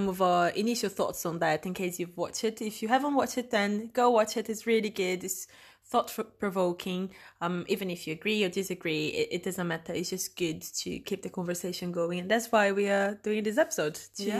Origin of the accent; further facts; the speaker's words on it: Brazil; I'm Brazilian.